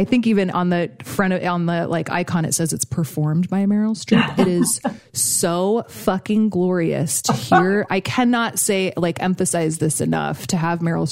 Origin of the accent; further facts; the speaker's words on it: Alaska, United States; I grew up in Alaska